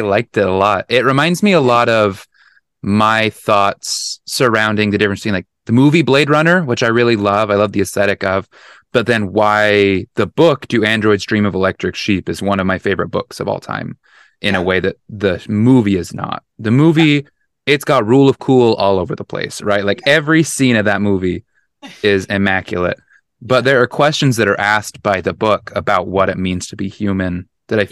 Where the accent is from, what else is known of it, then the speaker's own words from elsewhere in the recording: Utah, United States; I grew up in Utah, and like I grew up conservative in Utah, very religious